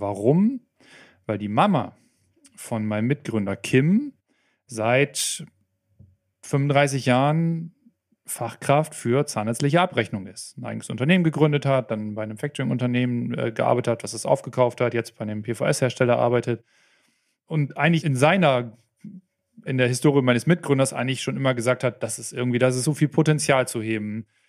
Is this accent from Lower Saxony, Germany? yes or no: yes; Oldenburg, Lower Saxony, Germany; accent: Plattdeutsch; Ich komme aus Norddeutschland, aus Oldenburg, kurz vor der Nordseeküste. Vielleicht hört man es zwischendurch mal ein bisschen durch, wenn ich mal so ein bisschen ins Plattdeutsch rüber